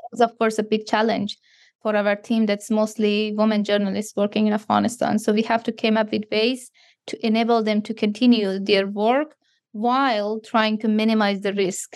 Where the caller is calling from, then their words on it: Canada; I'm calling you from Canada